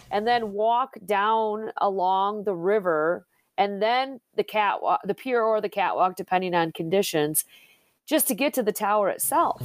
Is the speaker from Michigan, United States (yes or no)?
yes; Plainwell, Michigan, United States; was born and raised in Southwest Michigan, down in Plainwell